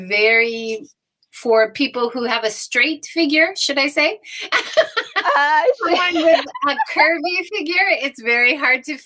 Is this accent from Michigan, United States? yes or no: no; Hawaii, United States; now in Japan; I'm originally from Hawaii